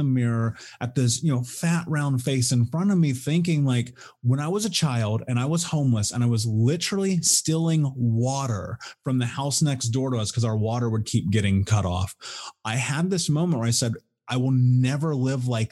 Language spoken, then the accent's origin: English; Indianapolis, Indiana, United States; I grew up in Indianapolis in the Midwest in America